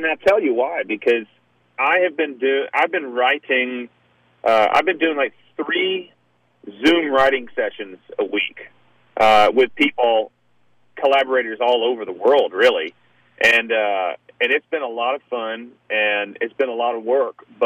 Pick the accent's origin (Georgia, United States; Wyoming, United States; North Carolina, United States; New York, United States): Georgia, United States; Augusta; I'm from Augusta, so, you know, that's the thing is, being from Augusta